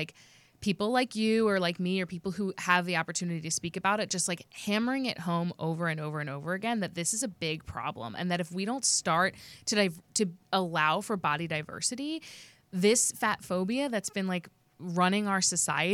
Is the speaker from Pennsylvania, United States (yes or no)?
yes; Montgomery County, Pennsylvania, United States; I'm from Montgomery County, which is near Delaware County, but not the same